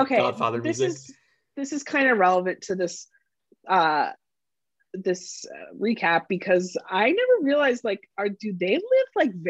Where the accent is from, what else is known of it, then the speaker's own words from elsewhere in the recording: outside of Philadelphia, Pennsylvania, United States; when I grew up outside of Philly